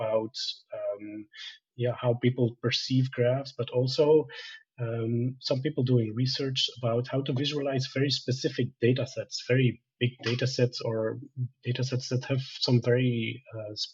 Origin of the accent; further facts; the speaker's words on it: Belgium; also born or lived in Bolivia; I worked as an engineer first in my home country of Belgium